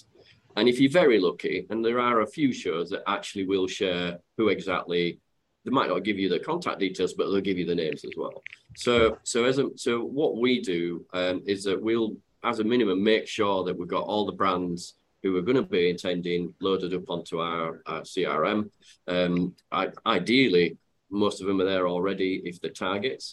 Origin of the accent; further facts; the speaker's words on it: Yorkshire and the Humber, United Kingdom; accent: Yorkshire; for those that have got my accent, they'll know that I'm from Yorkshire